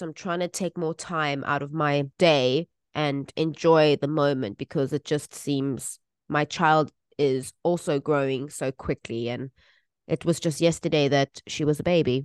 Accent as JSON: {"language": "English", "country": "South Africa", "moved": "yes"}